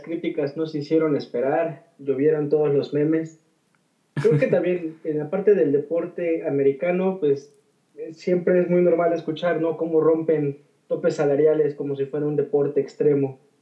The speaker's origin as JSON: {"language": "Spanish", "country": "Mexico", "said": "como mexicanos estamos muy familiarizados"}